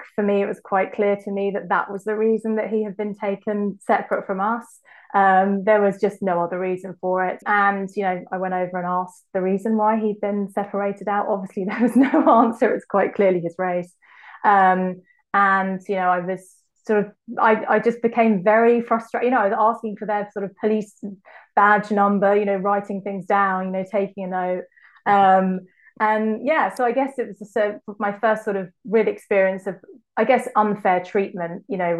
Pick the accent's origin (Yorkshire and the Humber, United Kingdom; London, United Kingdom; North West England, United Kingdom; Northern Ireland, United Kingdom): London, United Kingdom; Croydon; I grew up in Croydon